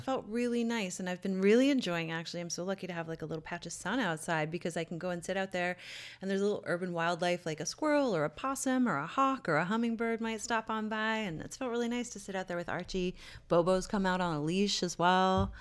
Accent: Newfoundland and Labrador, Canada; moved away; my hometown in Newfoundland

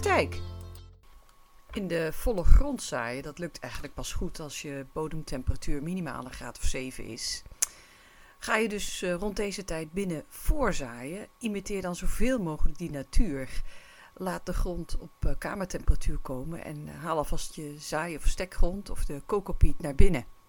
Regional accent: North Brabant, Netherlands; ik kom uit Noord-Brabant

